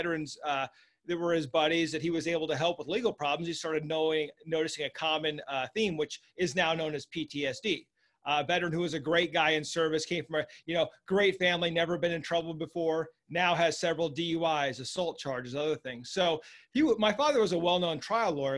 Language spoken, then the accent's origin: English; Lincoln, Nebraska, United States; I was raised in Lincoln, Nebraska